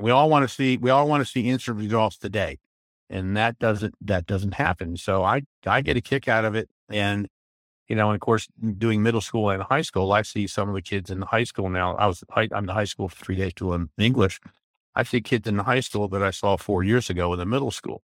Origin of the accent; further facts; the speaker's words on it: Maryland, United States; moved away as an adult; also born or lived in Van Nuys, California / North Carolina; now in Elizabethtown, United States; we moved up to Maryland, and I lived in Maryland from nineteen fifty-six until, uh, my wife and I, I retired